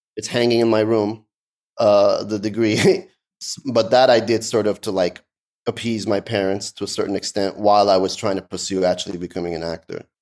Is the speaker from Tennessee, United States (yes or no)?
no; Los Angeles, California, United States; English is a second language; also born or lived in Tehran, Iran / London, England; I grew up in Canoga Park, which is an area that's like in the San Fernando Valley